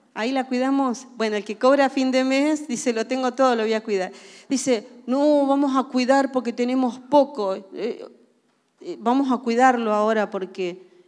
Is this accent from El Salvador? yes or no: no; Argentina; nacimos en Argentina y ustedes saben que los argentinos tenemos una cultura muy arraigada, somos reargentinazos